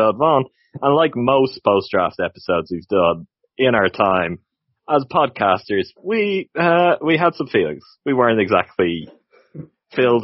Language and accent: English; Ireland; I'm from Ireland.